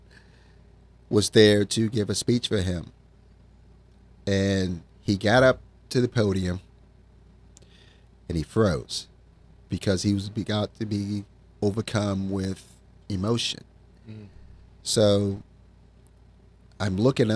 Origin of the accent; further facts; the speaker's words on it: Virginia, United States; moved away as an adult; also born or lived in Washington, D.C.; I'm originally from Virginia, lived there all my life except for about 10 years while I lived in Washington, D.C.